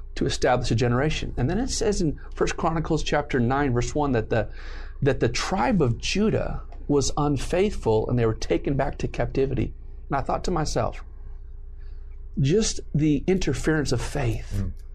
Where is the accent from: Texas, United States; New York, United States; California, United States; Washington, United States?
California, United States; southern Riverside County; born or raised there; also born or lived in San Juan Capistrano, Orange County, California